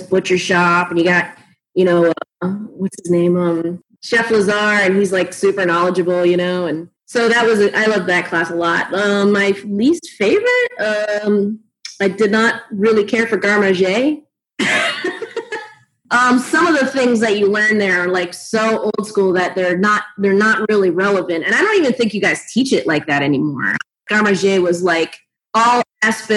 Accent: South Florida, United States; I am from South Florida

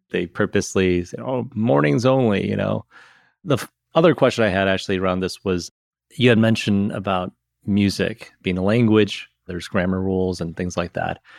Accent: Midwest, United States

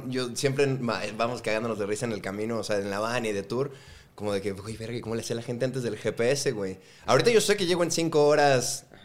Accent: Guadalajara, Jalisco, Mexico; moved away as an adult; now in Mexico City, Mexico; Somos de Guadalajara, güey. Born and raised.

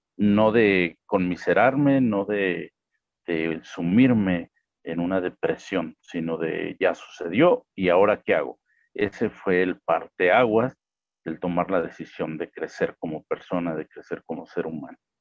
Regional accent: Mexico; aquí en México la licenciatura en Derecho

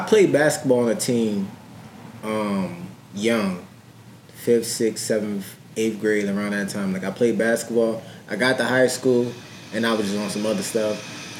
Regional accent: Harrisburg, Pennsylvania, United States; From Harrisburg. Grew up on the hill. Went to Harrisburg High.

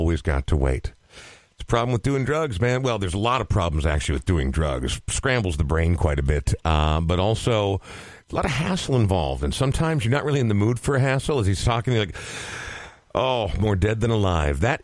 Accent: Coon Rapids, Minnesota, United States; growing up in Coon Rapids

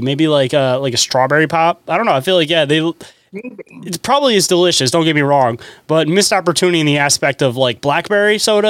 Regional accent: Michigan, United States; You forget I'm from Michigan.

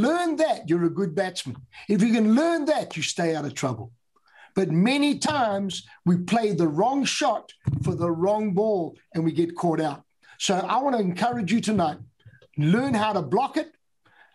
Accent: United Kingdom; I'm British

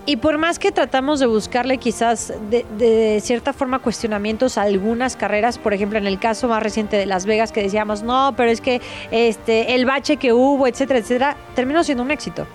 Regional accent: Mexico; en nuestro caso mexicano

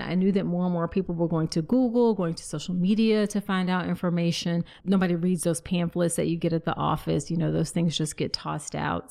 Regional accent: Virginia, United States; that's in my home state in Vir, of Virginia

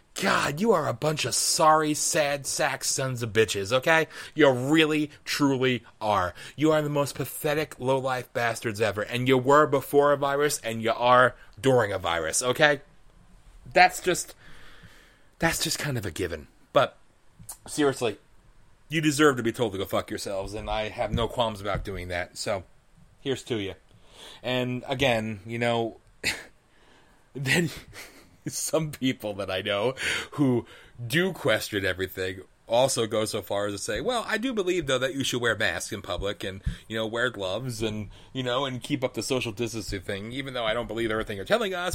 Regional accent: United States; as an American

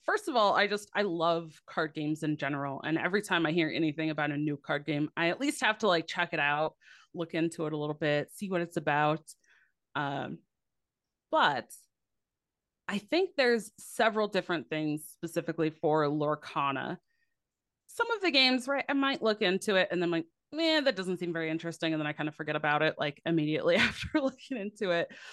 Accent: Midwest, United States; I'm from the Midwest

